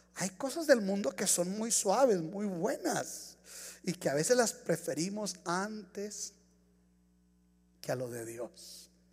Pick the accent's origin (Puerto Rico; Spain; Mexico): Mexico; now in United States; Yo soy mexicano.